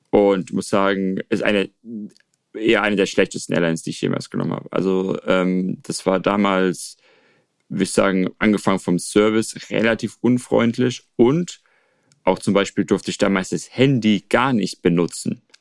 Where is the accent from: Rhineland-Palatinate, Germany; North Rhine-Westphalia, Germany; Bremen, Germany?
Rhineland-Palatinate, Germany; now in China; ich muss in die Pfalz, dort ist quasi mein, meine Heimat, äh, nicht nur formell, sondern dort äh, wohnt auch ein äh, Großteil meiner Familie.